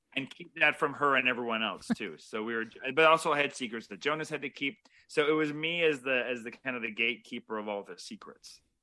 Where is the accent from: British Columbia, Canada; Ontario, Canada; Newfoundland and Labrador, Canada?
Ontario, Canada; Toronto; we're both Canadian Toronto filmmakers